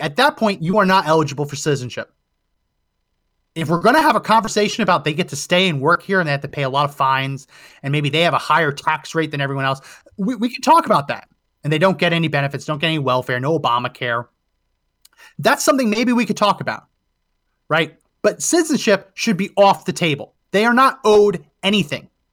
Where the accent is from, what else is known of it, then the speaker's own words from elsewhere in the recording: New Jersey, United States; I grew up in New Jersey, going to the Jersey Shore